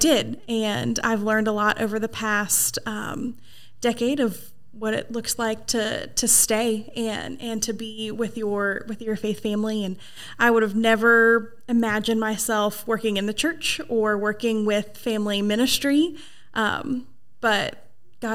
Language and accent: English; Portland, Oregon, United States; moved away as an adult; now in East Tennessee, United States; I grew up in Portland, Oregon, but East Tennessee has been home for a long time